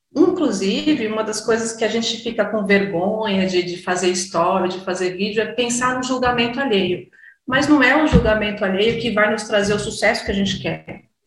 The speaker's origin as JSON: {"language": "Portuguese", "town": "Cotia", "region": "São Paulo", "country": "Brazil", "said": "eu sou aqui de Cotia, da Grande São Paulo"}